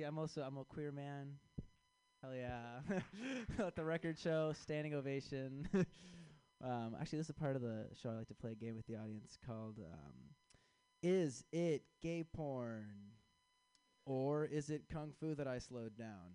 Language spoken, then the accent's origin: English; Chicago, Illinois, United States; I am from Chicago